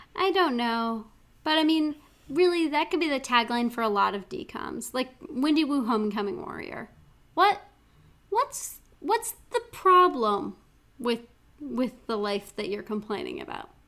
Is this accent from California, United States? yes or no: no; Missoula, Montana, United States; my hometown